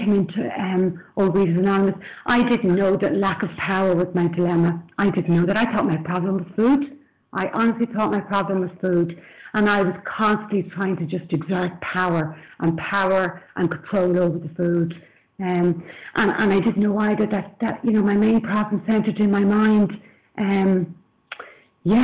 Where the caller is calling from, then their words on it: Dublin, Leinster, Ireland; I'm calling in from Dublin in Ireland.